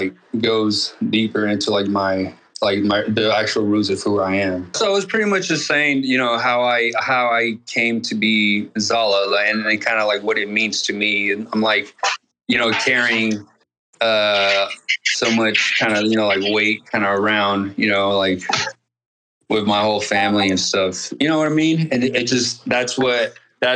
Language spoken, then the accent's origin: English; Xalapa, Veracruz, Mexico; now in Dallas, United States; I'm from Jalapa, Veracruz